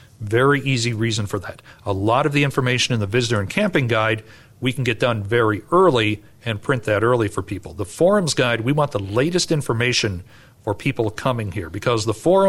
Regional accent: Wisconsin, United States; I'm from Wisconsin

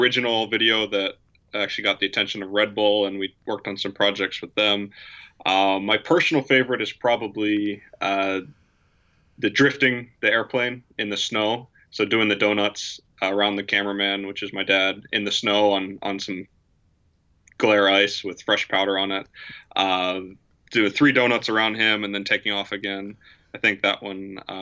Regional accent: Virginia, United States; moved away as an adult; also born or lived in Spruce Creek Fly-In, Florida; now in Spruce Creek, United States; I grew up in Virginia on a farm with an airstrip

